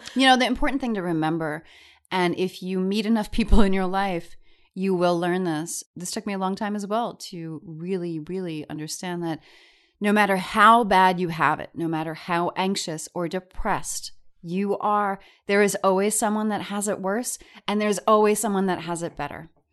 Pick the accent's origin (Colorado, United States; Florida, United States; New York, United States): New York, United States; I'm a New Yorker